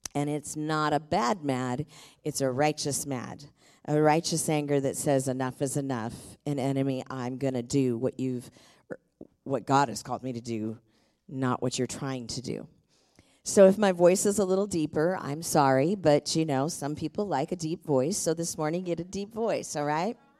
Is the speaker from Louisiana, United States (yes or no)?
no; Tacoma, Washington, United States; I was born and raised in Tacoma